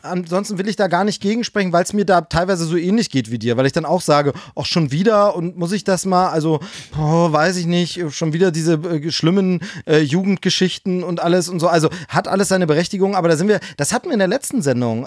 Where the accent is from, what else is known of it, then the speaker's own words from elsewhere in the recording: GDR, East Germany, Germany; bis ich zehn Jahre alt war, bin ich in der DDR aufgewachsen